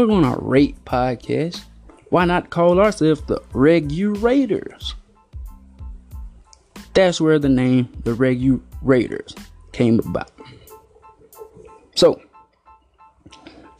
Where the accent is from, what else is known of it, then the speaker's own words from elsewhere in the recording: Alabama, United States; I'm from Alabama